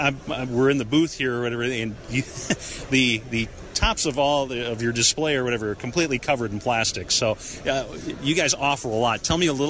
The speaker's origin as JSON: {"language": "English", "town": "La Crosse", "region": "Wisconsin", "country": "United States", "said": "I'm from La Crosse"}